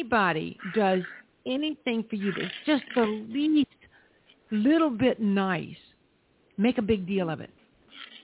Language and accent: English; South Carolina, United States; when I was growing up in South Carolina